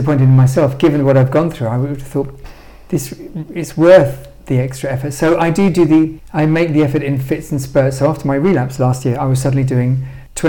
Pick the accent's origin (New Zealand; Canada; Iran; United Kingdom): United Kingdom; London; because I grew up in London and I love London